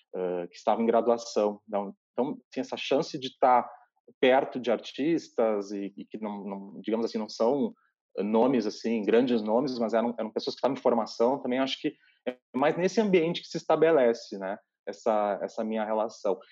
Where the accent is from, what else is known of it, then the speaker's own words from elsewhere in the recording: Bento Gonçalves, Rio Grande do Sul, Brazil; also born or lived in Santa Maria, Rio Grande do Sul; Eu nasci uh, em Bento Gonçalves, interior do Rio Grande do Sul, na Serra Gaúcha, e fui estudar em Santa Maria